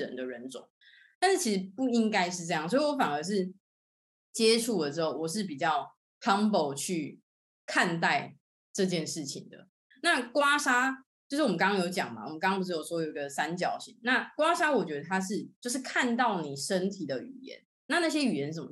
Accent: Tainan, Taiwan; 我是成大毕业的，然后我是台南人

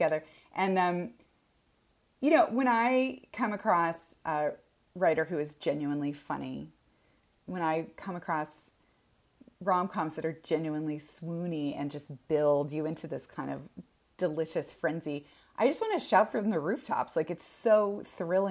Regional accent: Texas, United States; I am from Texas, and we have a cattle ranch in my family, and it was my grandparents' place. And I grew up running around on this cattle ranch.

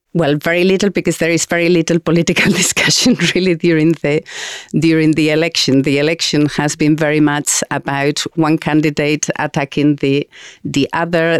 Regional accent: Spain; English is a second language; moved away as an adult; I was born in Spain at the end of the dictatorship

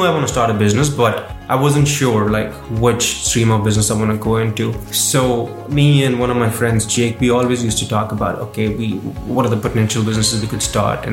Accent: India; moved away as an adult; now in Waterloo, Canada; So I'm originally from India. Mm-hmm. I actually moved here in 2018.

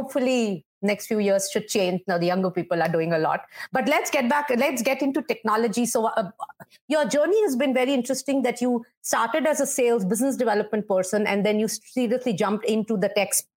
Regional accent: India; now in New York, United States; we have been used to having music all around us, all over our lives, growing up in India

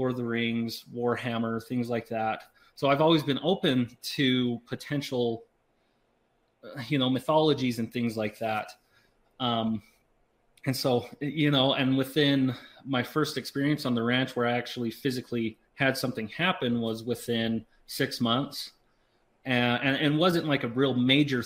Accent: Southeast Idaho, United States; originally from Southeast Idaho, grew up as a farm kid

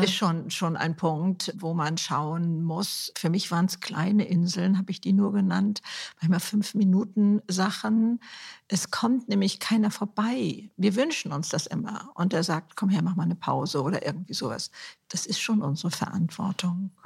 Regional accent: Germany; Bei uns in Deutschland

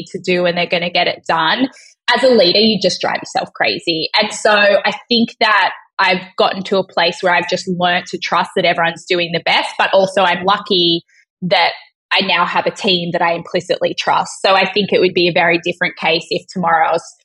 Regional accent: Australia; being Australian

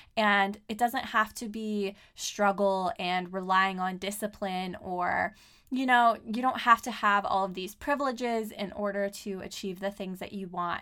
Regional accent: Southern California, United States; moved away as an adult; now in Portland, United States; I am from Southern California

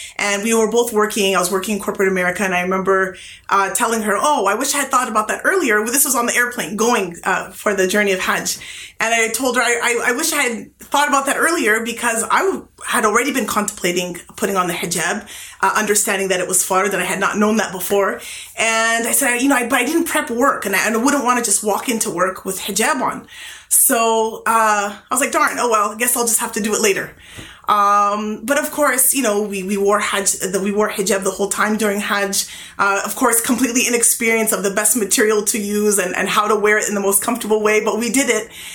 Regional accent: California, United States; I was from California

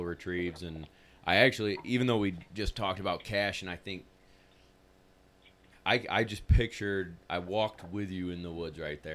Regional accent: New York, United States; We're from New York

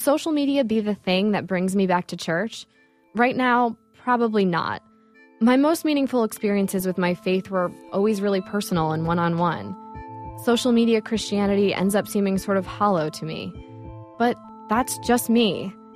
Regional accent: Levittown, New York, United States; moved away as an adult; now in Brooklyn, United States; my hometown church, St. Bernard's in Levittown, New York.

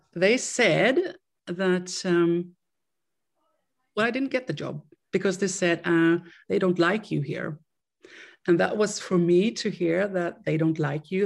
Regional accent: Sweden; now in Austria; I am from Sweden and I grew up in Sweden. I still live in, in Europe, but I still in, uh, in, uh, in Austria.

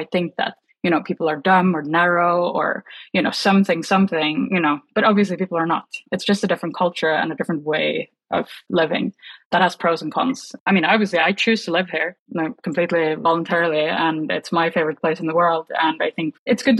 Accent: Oslo, Norway; moved away as an adult; also born or lived in London / San Francisco; I moved from Norway when I was 27 years old.

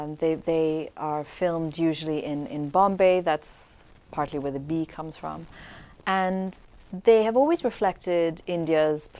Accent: Damascus, Damascus Governorate, Syria; moved away; also born or lived in Pakistan; I grew up in Damascus, Syria, and used to watch episodes of Cheers

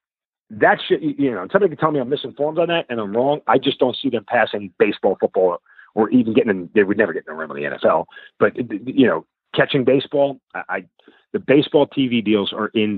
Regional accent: New York, United States; now in Atlanta, United States; I'm from New York

